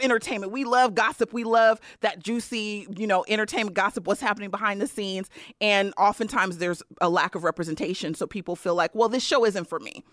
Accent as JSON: {"language": "English", "area": "Bay Area", "region": "California", "country": "United States", "tie": "born or raised there", "said": "I'm from the Bay Area"}